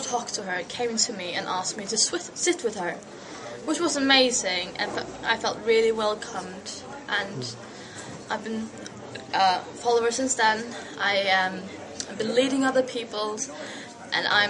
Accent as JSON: {"language": "English", "country": "Faroe Islands", "said": "I'm from the Faroe Islands, which is up north between Iceland and Scotland."}